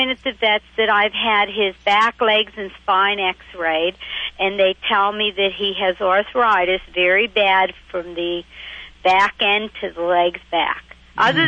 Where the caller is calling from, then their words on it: Pittsburgh, Pennsylvania, United States; I'm calling from Pittsburgh, Pennsylvania.